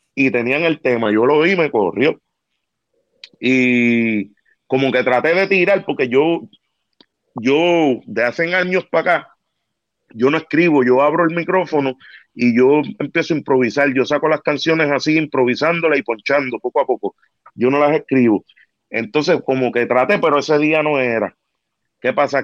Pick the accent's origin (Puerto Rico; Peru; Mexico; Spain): Puerto Rico; Ponce; Yo era como que un cantante local en mi pueblo, allá en Ponce. Yo soy del área sur de allá de Ponce